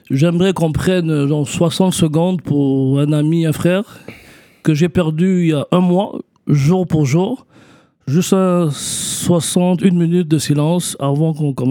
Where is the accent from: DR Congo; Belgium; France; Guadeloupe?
DR Congo; Kinshasa; born there; moi, je suis né au, à Kinshasa, Zaïre, au Congo, les années 80. Donc, euh, je suis africain à 300%, né au Zaïre, Kinshasa, la capitale.